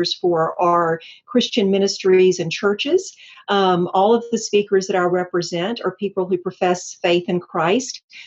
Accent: Atlanta, Georgia, United States; also born or lived in Lilburn, Gwinnett County; I'm a native Atlantan, and we are rare, but so I always like to mention that. I'm proud of my town. And so I grew up and went to school in Atlanta

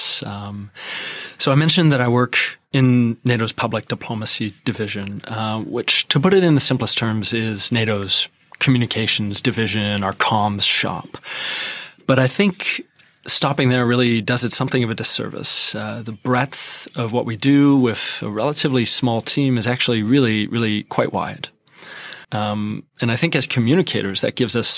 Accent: Quebec, Canada; moved away as an adult; I'm Canadian. I'm from Quebec

